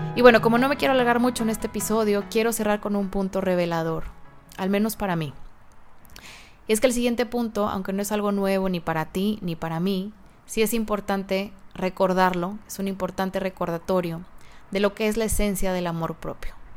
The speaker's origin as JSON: {"language": "Spanish", "country": "Mexico", "said": "en mi país, México"}